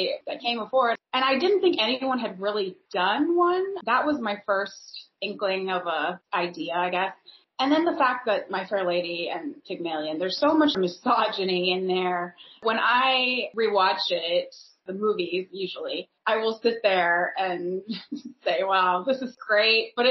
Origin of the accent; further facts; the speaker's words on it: Northern California, United States; I grew up in Northern California and I've lived there the majority of my life